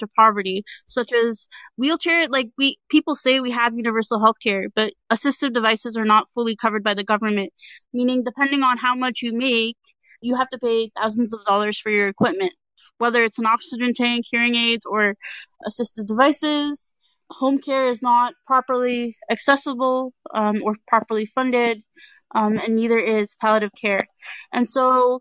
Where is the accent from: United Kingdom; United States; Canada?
Canada; Hamilton, Ontario; I'm from Hamilton